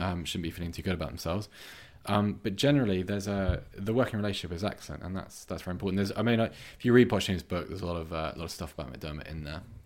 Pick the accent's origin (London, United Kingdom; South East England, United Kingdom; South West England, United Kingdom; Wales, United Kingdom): South West England, United Kingdom; Bath; moved away; I'm from Bath and, uh, I've moved back there recently, but I was born there